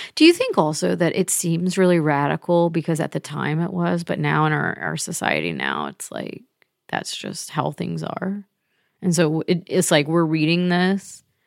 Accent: the South, United States; moved away as an adult; as a Southerner

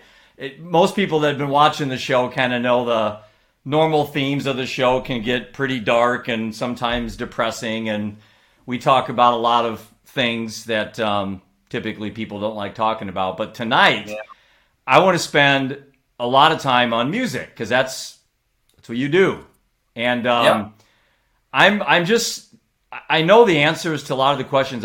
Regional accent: Iowa City, Iowa, United States; we grew up in Iowa City on a street called Downey Drive.

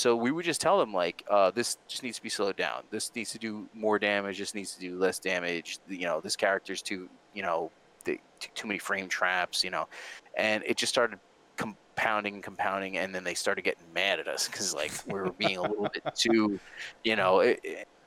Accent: New Jersey, United States; we're all from Jersey

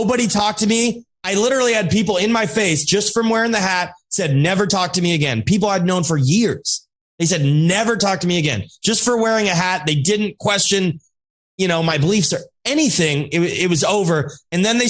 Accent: Alaska, United States; also born or lived in Russia; I grew up in Alaska

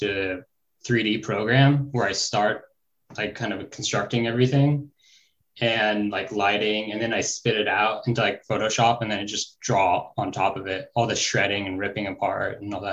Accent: Northern California, United States; I grew up like in Northern California

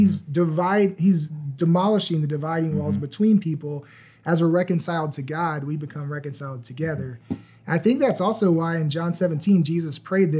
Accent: Virginia, United States; I grew up in Virginia

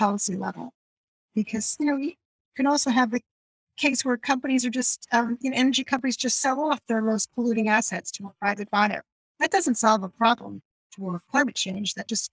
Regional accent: New Jersey, United States; moved away as an adult; also born or lived in London / Japan; … and I come from New Jersey, but let's be honest. I grew up in the suburbs

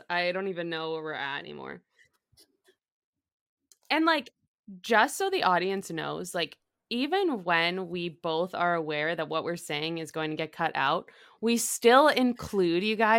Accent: Boston, Massachusetts, United States; I grew up in Massachusetts. I grew up in the Boston area and I went to school in the Bronx and Rhode Island.

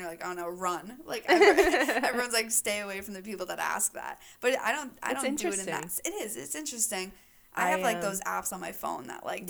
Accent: New York, United States; She came from the Bronx in New York, and I'm from Westchester, which is like a little preppy town kind of.

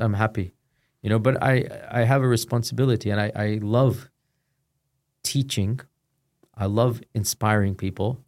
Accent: Houston, Texas, United States; born or raised there; moved away as an adult

